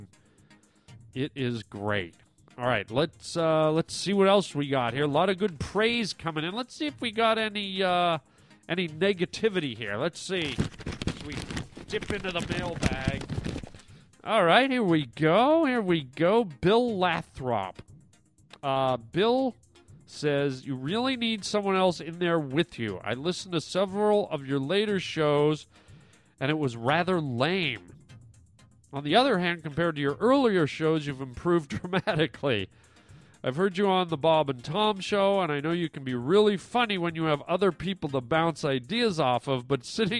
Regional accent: Canada; now in United States; I am a Canadian boy, but I'm also an American boy now. I have my American citizenship, but I'm always happy and proud to represent the land of my birth

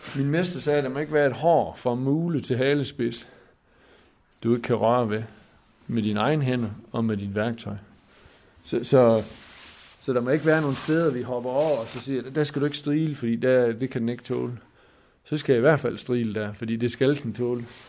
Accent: Skovlund, Southern Denmark, Denmark; jeg er bundesøn fra Skovlund. Øh, mine forældre havde en, en ejendom der.

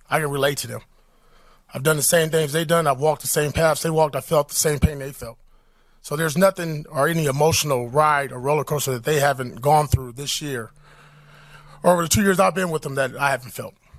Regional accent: Compton, California, United States; I grew up in Compton, California.

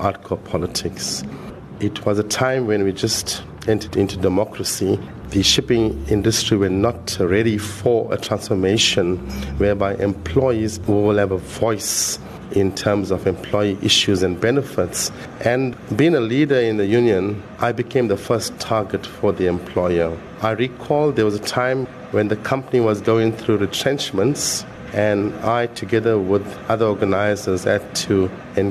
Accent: Durban, KwaZulu-Natal, South Africa; also born or lived in Phoenix; 1 year later, my family moved to various places, to Overport, lived in Stamford Hill. Then we went into Chatsworth

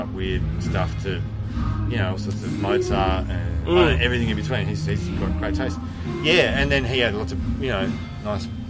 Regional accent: Western Australia, Australia; we're from West Australia

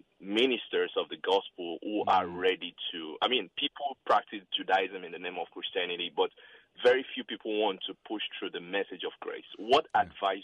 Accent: South Africa; moved away; I'm originally from South Africa

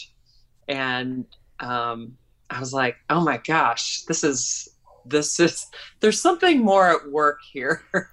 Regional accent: Chicago, Illinois, United States; I'm from Chicago

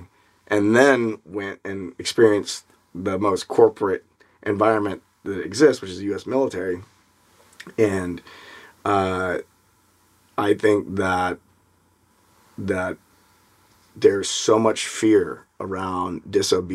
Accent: Memphis, Tennessee, United States; I grew up in Memphis, Tennessee, which is 60% black

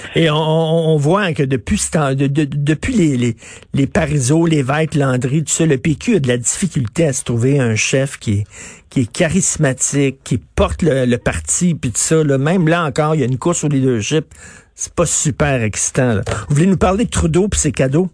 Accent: Quebec, Canada; on n'est pas des Américains, on est des Québécois

